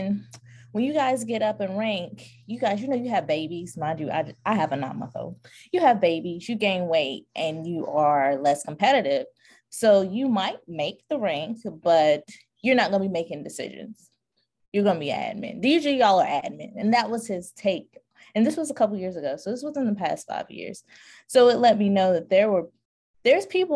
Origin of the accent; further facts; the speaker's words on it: North Carolina, United States; I'm from North Carolina